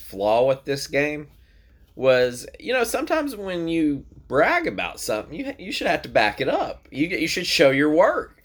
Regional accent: Tennessee, United States; we're from Tennessee

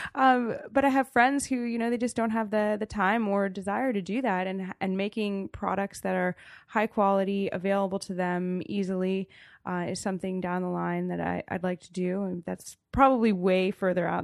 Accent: Damascus, Maryland, United States; now in Frostburg, United States; I grew up on a farm in Damascus. That's, uh, in Montgomery County

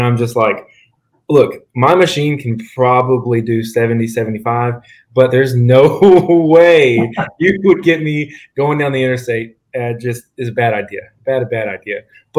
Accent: Tennessee, United States; I'm from Tennessee.

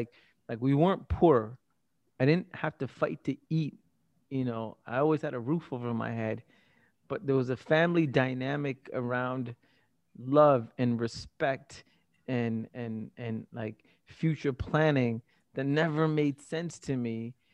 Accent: Tamil Nadu, India; also born or lived in Singapore; Prior to that, I was just another Asian kid in Singapore, and I was like, wait, I come from Tamil Nadu, I speak Tamil, but I'm not Tamil, but then there's all these other languages, what the hell's going on?

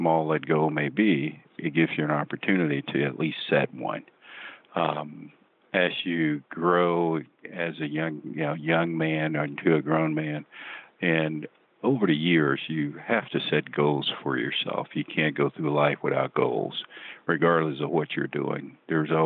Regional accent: Shreveport, Louisiana, United States; growing up in Shreveport, Louisiana, as a kid

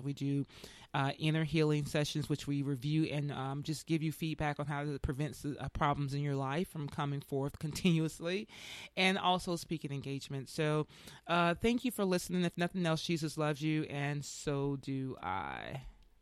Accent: Tuskegee, Alabama, United States; moved away; I'm from, I'm from Tuskegee, Alabama, and I gotta tell you, ever since I left there in ninety-four

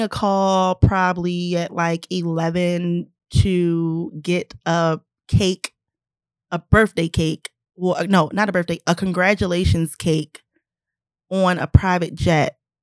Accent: Baltimore, Maryland, United States; moved away as an adult; now in Los Angeles, United States; I am from Baltimore.

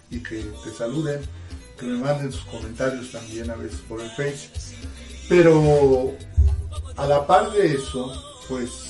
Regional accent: Chihuahua, Mexico; moved away; also born or lived in Mexico City; Nací en Chihuahua, en la ciudad de Chihuahua, en la capital.

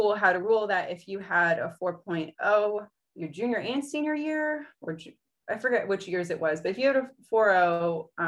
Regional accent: East Coast of Florida, United States; I grew up on the East Coast of Florida.

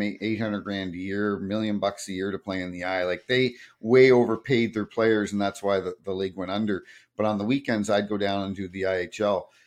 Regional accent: Hampton, New Brunswick, Canada; also born or lived in Toronto / Sault Ste. Marie; now in Saint Louis, United States; I grew up in a small town called Hampton, just outside of Saint John

